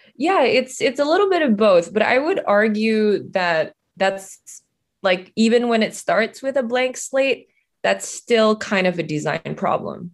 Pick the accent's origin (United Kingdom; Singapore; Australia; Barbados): Singapore; moved away as an adult; also born or lived in Indonesia; now in Los Angeles, United States; I was born in Indonesia. I was raised in Singapore. Well, I grew up in Singapore, and then I moved to Los Angeles from co, uh, for college, and I've been here ever since